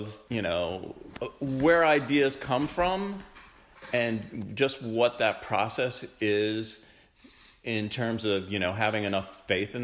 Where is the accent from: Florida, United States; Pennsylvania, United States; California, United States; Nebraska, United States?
Pennsylvania, United States; Pittsburgh; moved away; also born or lived in Morgantown, West Virginia; I grew up in Pittsburgh